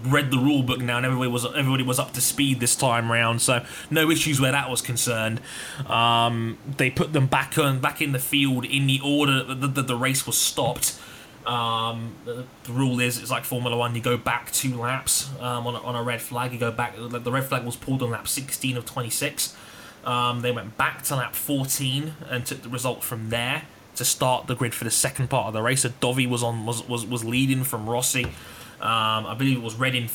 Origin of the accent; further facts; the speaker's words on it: England, United Kingdom; I'm English.